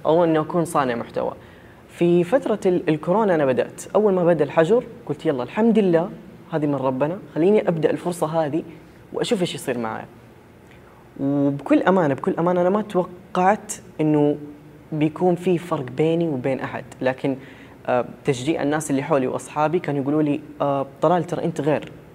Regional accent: Saudi Arabia; انا شخص سعودي والدوري السعودي عندنا هنا

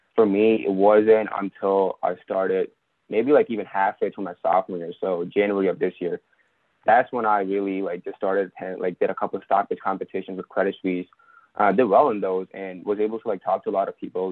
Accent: India; moved away as an adult; now in United States; I'm also originally from India. So, I was also an international student.

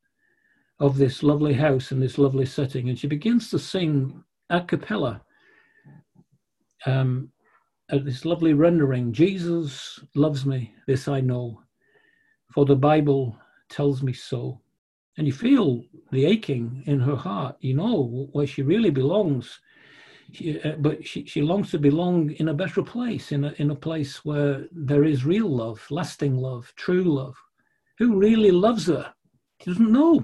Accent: Manchester, North West England, United Kingdom; moved away; I'm a northerner from Manchester

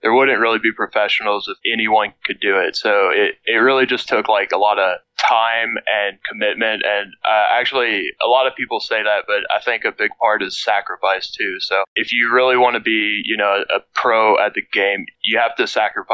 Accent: Cut Off, Louisiana, United States; also born or lived in Lafayette, Louisiana; I grew up in a very small town called Cut Off, Louisiana

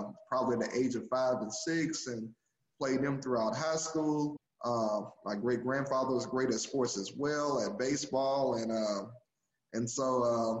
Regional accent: Grenada, Mississippi, United States; also born or lived in Greenwood, Mississippi; I was born in Greenwood, Mississippi, and grew up in Grenada, Mississippi.

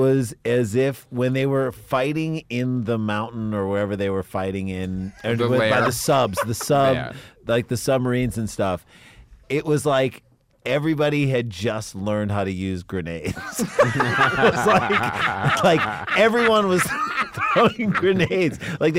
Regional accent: St. Louis, Missouri, United States; No, we grew up in St. Louis where everyone was poor, but we all got our own rooms.

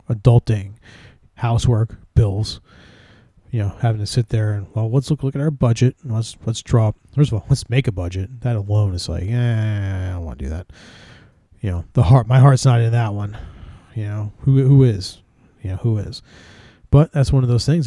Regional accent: New Jersey, United States; I'm from Jersey

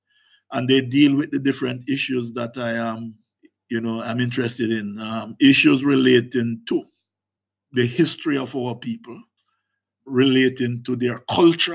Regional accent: Jericho, Hanover, Jamaica; in the African diaspora community across the world, certainly in my community of Jericho and Hanover

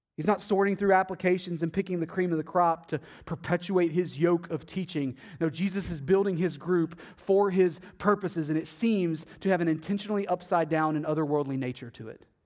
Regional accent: Athens, Texas, United States; moved away; my hometown in Athens, Texas

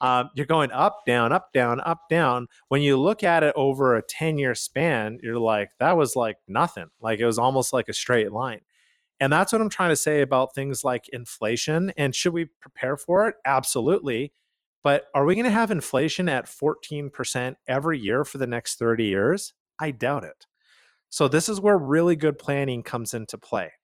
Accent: Calgary, Alberta, Canada; We are from Calgary, Canada

